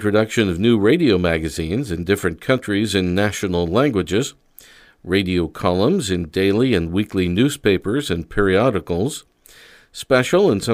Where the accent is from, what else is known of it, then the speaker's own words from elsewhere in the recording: Indiana, United States; I'm from Indiana